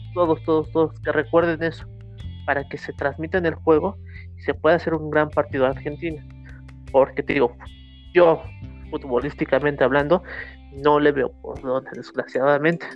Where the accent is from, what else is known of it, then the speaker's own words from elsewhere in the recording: Mexico; como mexicanos